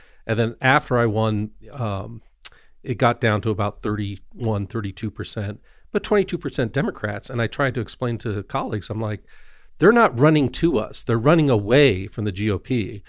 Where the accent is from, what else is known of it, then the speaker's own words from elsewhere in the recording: Evergreen, Colorado, United States; Came back to Colorado, but it sucks you in. It sucks in a lot of people I grew up with in Evergreen, which is beautiful, but got sucked into Highlands Ranch